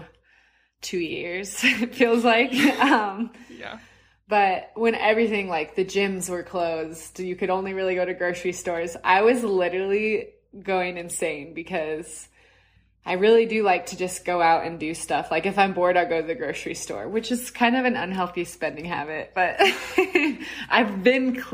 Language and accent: English; Utah, United States; I'm from Utah originally, and I've lived here my whole life, never lived anywhere else.